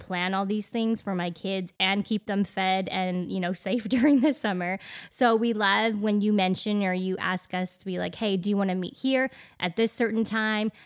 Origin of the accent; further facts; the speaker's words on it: Canada; now in Middle Tennessee, United States; growing up in Canada, I don't know about you, Daniel, but our schools never had air conditioning